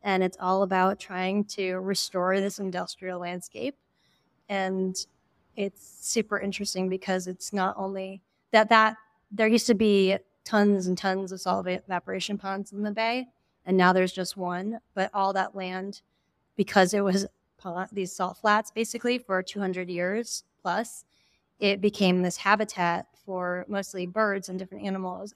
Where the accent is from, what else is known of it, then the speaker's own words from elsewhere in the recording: East Coast, United States; also born or lived in Western Massachusetts; now in San Francisco Bay Area, United States; I grew up in the East Coast, and I would spend a lot of time in Western Massachusetts